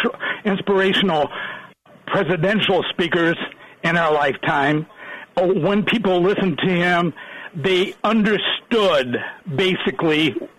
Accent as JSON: {"language": "English", "town": "Dixon", "region": "Illinois", "country": "United States", "tie": "born or raised there", "also_born_or_lived": "Lake County, Illinois", "lives_now": "Lake Villa, United States", "said": "grew up kitty corner to where Ronald Reagan grew up in Dixon, Illinois. Dixon's my hometown. I graduated in high school in 1964, moved up to Lake County in 1991, been here ever since"}